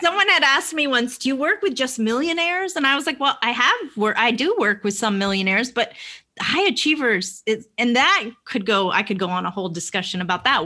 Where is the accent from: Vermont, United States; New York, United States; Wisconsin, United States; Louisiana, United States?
Vermont, United States; now in Atlanta, United States; I live in Atlanta, but I grew up in Vermont.